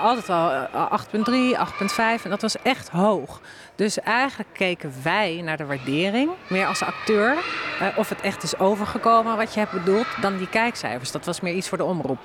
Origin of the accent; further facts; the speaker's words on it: Bunnik, Utrecht, Netherlands; ik kom uit Bunnik